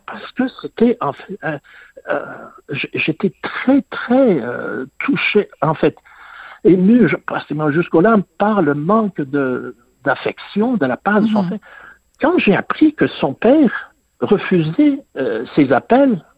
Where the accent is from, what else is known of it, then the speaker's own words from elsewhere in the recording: England, United Kingdom; j'ai grandi en Angleterre.